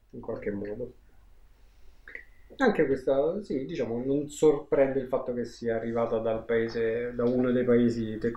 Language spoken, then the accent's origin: Italian; Southern Italy, Italy